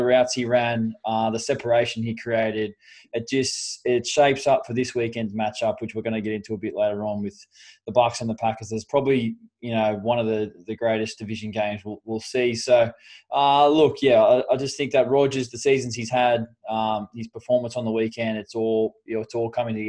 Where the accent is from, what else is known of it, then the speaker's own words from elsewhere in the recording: Australia; Obviously, I'm staunch Australian and I'll back the boys 100%.